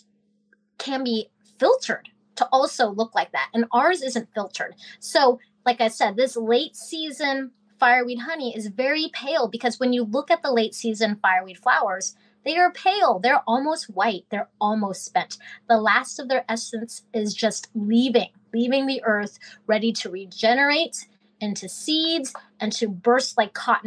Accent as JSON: {"language": "English", "region": "Alaska", "country": "United States", "said": "I am from Alaska"}